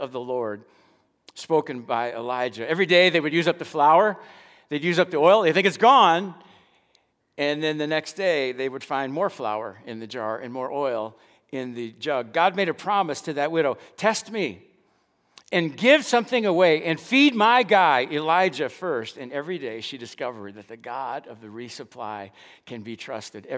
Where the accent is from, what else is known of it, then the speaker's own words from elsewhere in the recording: Dallas, Texas, United States; also born or lived in Lincoln, Illinois; I grew up in West Dallas